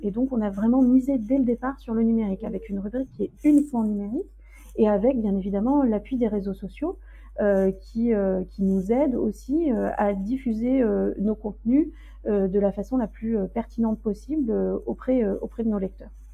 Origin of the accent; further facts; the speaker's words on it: France; also born or lived in Zanzibar; quand on est français